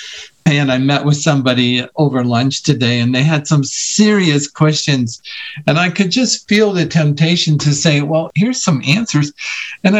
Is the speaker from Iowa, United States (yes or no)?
yes; Iowa, United States; now in Colorado, United States; I grew up in Iowa